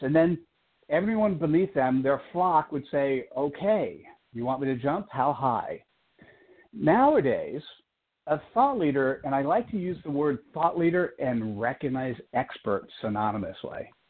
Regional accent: East Coast, United States; now in Silicon Valley, United States; I was born on the East Coast

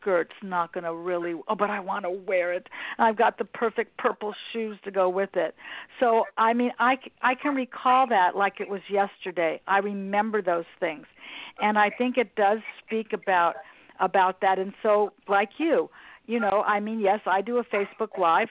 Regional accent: Westchester, New York, United States; I grew up right here in Westchester

